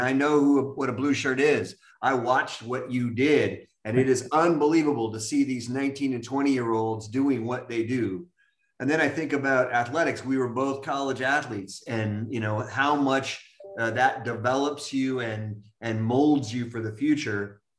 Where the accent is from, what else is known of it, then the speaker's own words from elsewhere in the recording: Los Angeles, California, United States; I grew up in San Pedro. That's my community college, man.